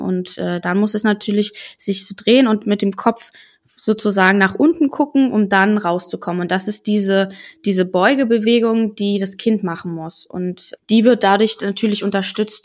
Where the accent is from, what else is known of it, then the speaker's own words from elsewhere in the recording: Germany; bei uns in Deutschland